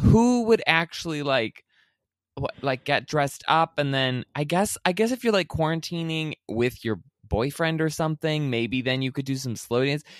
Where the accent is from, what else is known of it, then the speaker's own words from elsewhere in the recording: Elsie, Michigan, United States; the Elsie Dairy Festival in my hometown